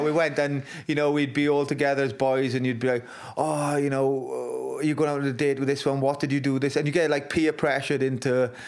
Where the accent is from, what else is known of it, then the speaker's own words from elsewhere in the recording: Wales, United Kingdom; my pride in being Welsh